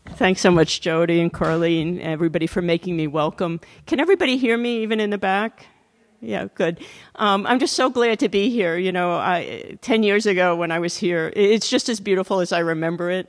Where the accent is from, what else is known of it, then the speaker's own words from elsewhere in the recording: Catskills, New York, United States; the hotel it's based on was in my hometown. My family had a much smaller, grubbier version of a hotel